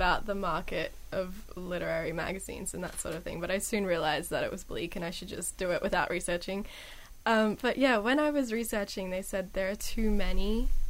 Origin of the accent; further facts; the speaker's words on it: Australia